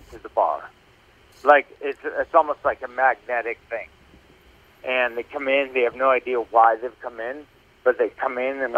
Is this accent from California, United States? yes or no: no; Plymouth, Massachusetts, United States; also born or lived in Maine; I grew up in Massachusetts, man. I grew up in Plymouth, Massachusetts